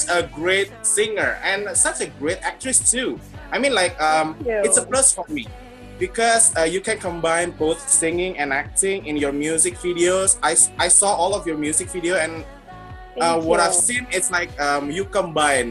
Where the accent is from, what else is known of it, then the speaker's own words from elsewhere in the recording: Jakarta, Indonesia; I'm from Indonesia, Jakarta